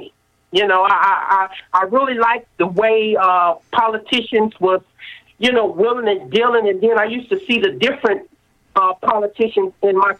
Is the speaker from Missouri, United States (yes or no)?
yes; St. Louis, Missouri, United States; I was born and raised in St. Louis, Missouri, educated in the public school system